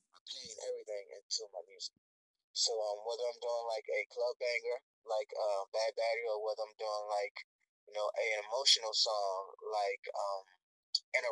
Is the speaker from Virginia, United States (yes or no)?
yes; Norfolk, Virginia, United States; now in Georgia, United States; I grew up in like Norfolk, Virginia, majority of Norfolk, Virginia